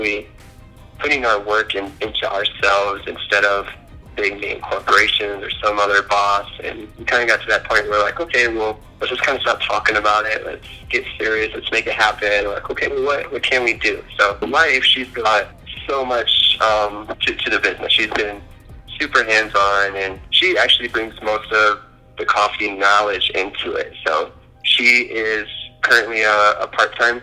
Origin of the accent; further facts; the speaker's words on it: Illinois, United States; moved away as an adult; now in Colorado, United States; I'm originally from Illinois, and what brought me to Colorado was Fort Carson.